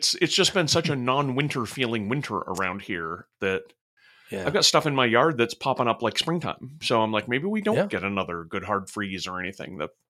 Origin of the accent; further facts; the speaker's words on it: Utah, United States; Yeah, where I grew up in Utah, a lot of the resorts had night skiing.